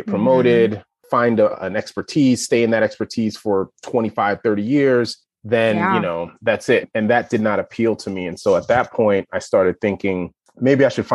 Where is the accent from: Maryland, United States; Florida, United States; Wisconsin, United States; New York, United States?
New York, United States; New York City; moved away as an adult; also born or lived in Evanston, Illinois; now in Chapel Hill, United States; I am born and raised in Brooklyn, New York.